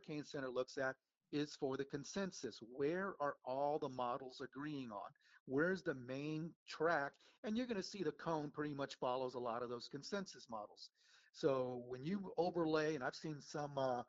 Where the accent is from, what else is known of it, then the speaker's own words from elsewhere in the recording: San Antonio, Texas, United States; moved away; I watched all the TV weather people in San Antonio growing up